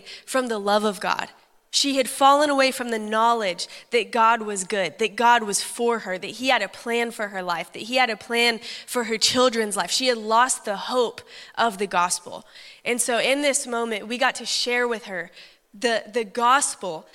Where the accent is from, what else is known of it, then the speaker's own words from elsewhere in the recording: Texas, United States; I'm from Texas